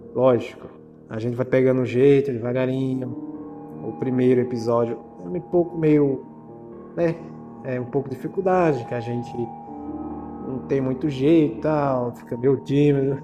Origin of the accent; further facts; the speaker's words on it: Ceará, Brazil; Eu sou cearense, nordestino